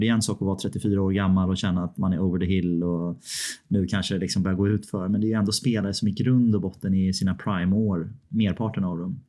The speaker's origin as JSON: {"language": "Swedish", "country": "Sweden", "said": "som svensk"}